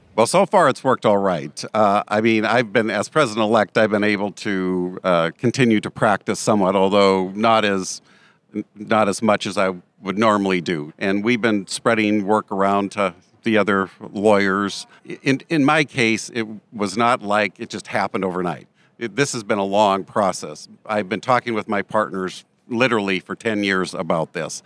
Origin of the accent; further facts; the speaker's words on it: Montana, United States; I'm from Montana